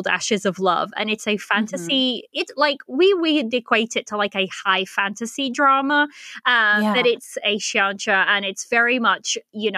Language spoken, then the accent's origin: English; Portugal; now in United Kingdom; I live in the UK. I'm originally from Portugal, but I was born in Portugal, but moved to the UK.